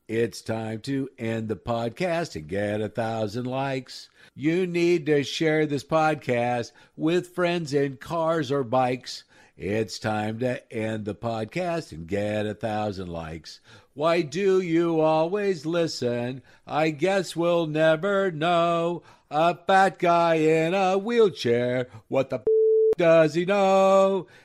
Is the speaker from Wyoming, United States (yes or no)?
no; Nebraska, United States; also born or lived in Denver; I grew up in Nebraska. We had nothing other than the Huskers.